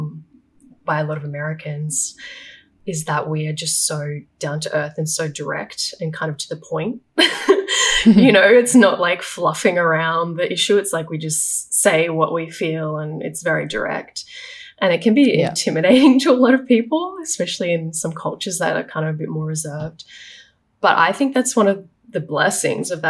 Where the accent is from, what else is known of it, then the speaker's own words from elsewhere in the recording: Queensland, Australia; moved away as an adult; It'll always be my home where I was born.